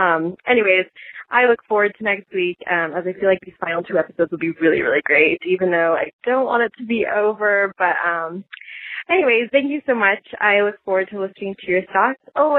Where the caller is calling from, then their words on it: California, United States; I'm calling from California.